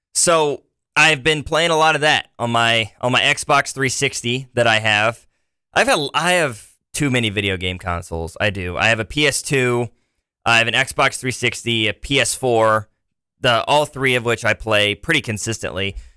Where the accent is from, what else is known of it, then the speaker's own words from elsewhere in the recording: Liberty, Missouri, United States; also born or lived in Iowa; now in Springfield, United States; my hometown in Liberty, Missouri